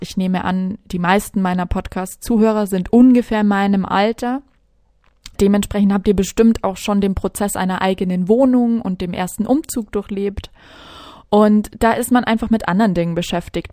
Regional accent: Regensburg, Bavaria, Germany; moved away as an adult; now in Munich, Germany; Ich bin geboren und aufgewachsen in Regensburg in der wunderschönen Oberpfalz. Also ich bin waschechte Bayerin.

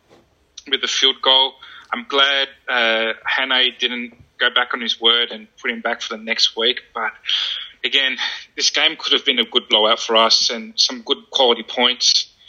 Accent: Sydney, New South Wales, Australia; I'm one of those Sharkies fans that's been born and raised in the St. George area, right?

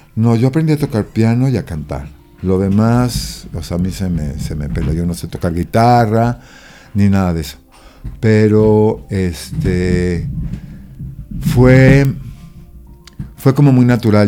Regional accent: Mexico

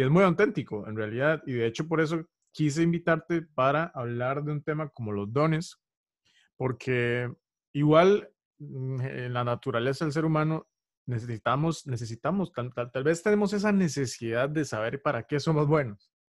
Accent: Costa Rica; costarricense, soy costarricense.

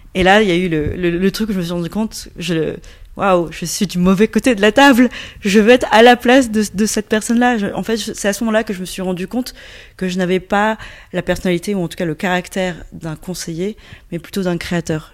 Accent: Yunnan, China; now in Paris, France; je suis franco-chinoise, effectivement, je viens du Yunnan

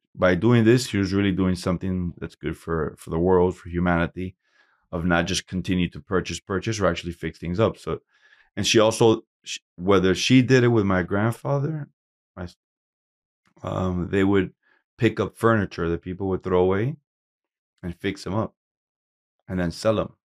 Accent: Hialeah, Florida, United States; also born or lived in Camagüey, Cuba / Puerto Rico; We came to Miami, Hialeah. You know, I grew up in Hialeah

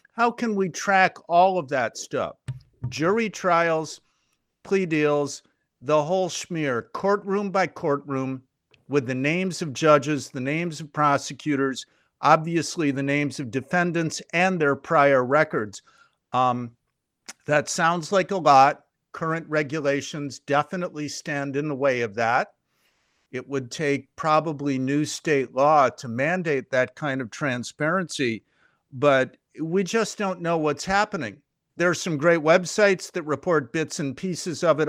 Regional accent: Chicago, Illinois, United States; I grew up in Chicago. I moved here as a six-year-old kid in nineteen sixty-four

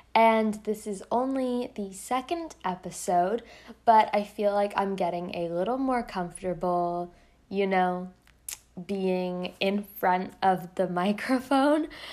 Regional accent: Canada; I'm Canadian

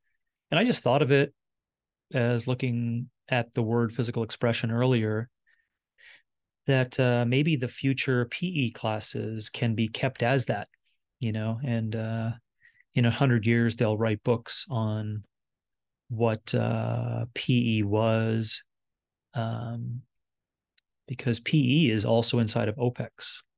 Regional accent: Wabush, Newfoundland and Labrador, Canada; born there; I was born in 1974 in Wabash, Labrador. And my childhood and then my teen years and university years and adult years and leading up to now

